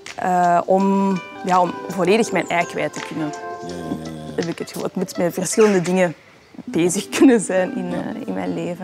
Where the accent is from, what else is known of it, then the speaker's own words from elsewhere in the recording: Antwerp, Flanders, Belgium; ik hier als Antwerpenaar